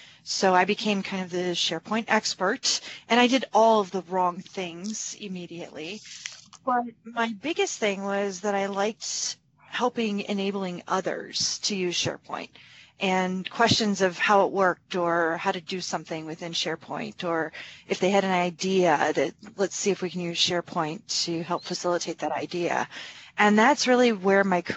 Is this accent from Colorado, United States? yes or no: no; rural Minnesota, United States; I am out of Minnesota, but I'm very rural Minnesota